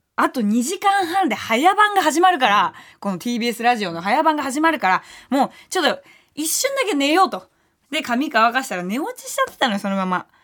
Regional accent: Tokyo, Japan; 下町出身ですから

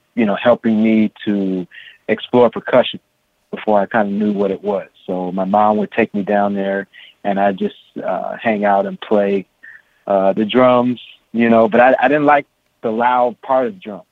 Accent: San Francisco, California, United States; I was uh, born and raised in San Francisco, California, uh, in the Haight Ashbury district

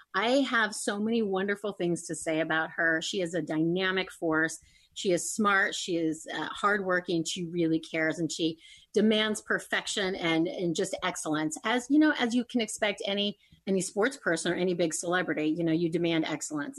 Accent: Indio, California, United States; moved away as an adult; also born or lived in Los Angeles; I'm from a small town. I'm from the Coachella Valley, Indio

